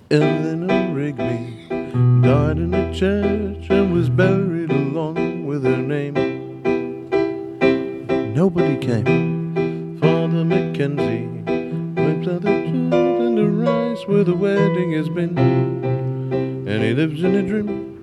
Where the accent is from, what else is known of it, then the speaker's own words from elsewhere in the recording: Liverpool, North West England, United Kingdom; I just think we're four boys from Liverpool.